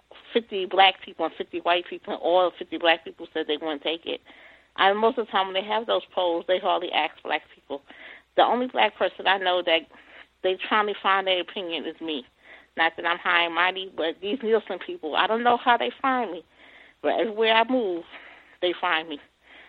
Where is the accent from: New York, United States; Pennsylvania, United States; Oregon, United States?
New York, United States; And I lived by there because I'm originally from New York.